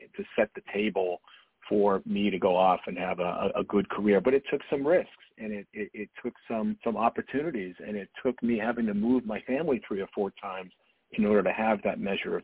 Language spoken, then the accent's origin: English; Dartmouth, Massachusetts, United States; I grew up in Dartmouth, Massachusetts, which is a pretty small community in southeastern Massachusetts.